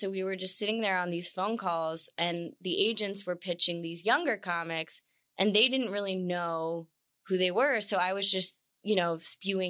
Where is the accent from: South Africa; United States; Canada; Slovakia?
United States; Charlotte, North Carolina; moved away as an adult; also born or lived in St. Petersburg, Florida; now in Nashville, United States; I'm originally from Charlotte, North Carolina, and then I was in college in St. Petersburg, Florida